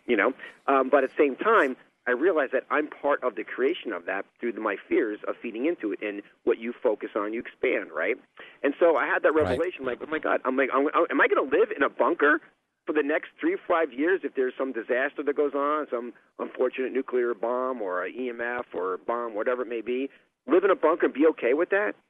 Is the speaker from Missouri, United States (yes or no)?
no; New York, United States; growing up in New York in dysfunctional family